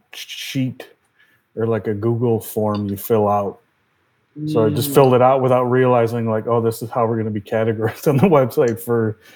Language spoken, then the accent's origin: English; United States; moved away; I am American. So seeing how things were back home